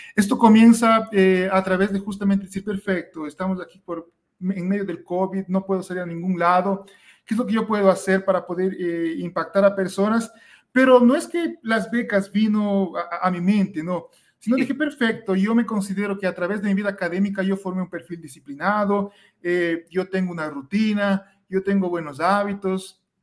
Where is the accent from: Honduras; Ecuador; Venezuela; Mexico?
Ecuador; yo soy de Ecuador